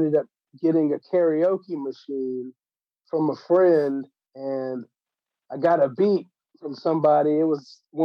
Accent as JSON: {"language": "English", "town": "Johnson City", "region": "Tennessee", "country": "United States", "tie": "born or raised there", "said": "Kingsport, Tennessee, which is close to my hometown, like within probably 20 minutes away from Johnson City"}